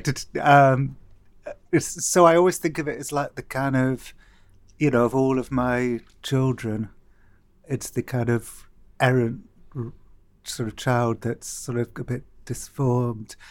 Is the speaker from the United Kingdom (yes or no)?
yes; Cardiff, Wales, United Kingdom; growing up in Cardiff